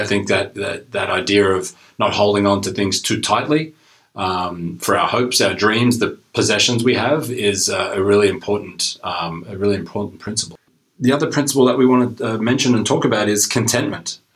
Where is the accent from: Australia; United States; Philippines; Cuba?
Australia; moved away as an adult; now in Canada; I uh, originally am from Australia, moved to Canada um, almost 20 years ago now